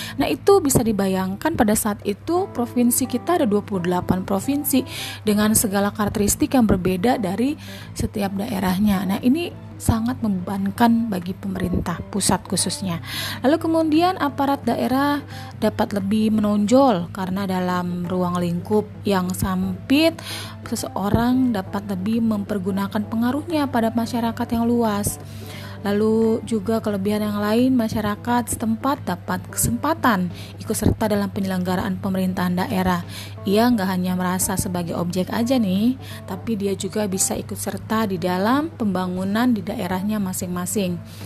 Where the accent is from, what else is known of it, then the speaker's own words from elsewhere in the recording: Tangerang, Banten, Indonesia; saya ambil dari daerah saya ya. Dulu Tangerang Selatan tuh nggak ada